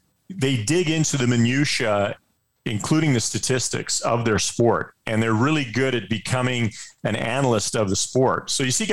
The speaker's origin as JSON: {"language": "English", "town": "Edmonton", "region": "Alberta", "country": "Canada", "tie": "born or raised there", "said": "I grew up in Edmonton."}